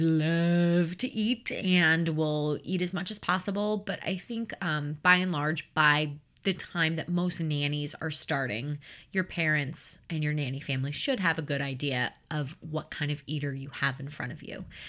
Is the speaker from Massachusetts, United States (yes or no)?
no; Chicagoland suburbs, Illinois, United States; I grew up in the Chicagoland suburbs.